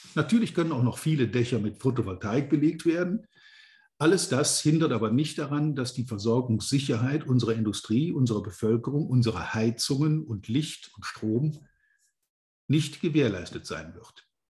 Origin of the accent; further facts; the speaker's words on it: Rhineland lignite area, North Rhine-Westphalia, Germany; ich auch hier in meiner alten Heimat inzwischen schon länger wieder wohne